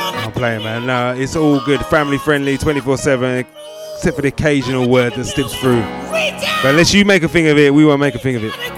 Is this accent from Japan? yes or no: no; Essex, East of England, United Kingdom; I'm from Essex